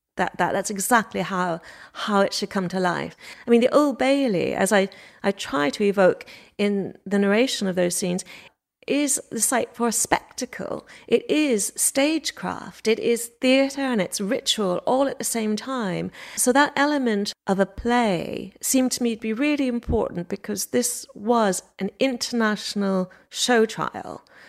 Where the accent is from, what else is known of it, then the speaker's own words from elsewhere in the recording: Montreal, Quebec, Canada; moved away as an adult; now in England, United Kingdom; I was born in Montreal